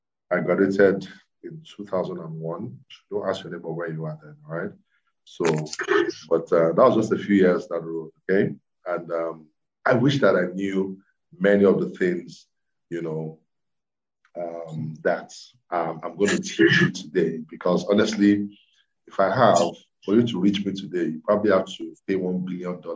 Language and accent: English; Ibadan, Oyo, Nigeria; moved away as an adult; also born or lived in Lagos; I grew up in Ibadan